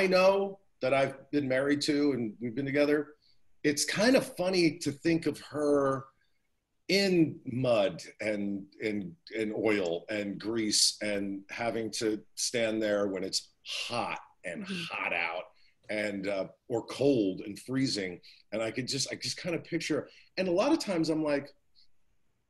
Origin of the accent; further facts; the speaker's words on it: New Jersey, United States; I'm from Jersey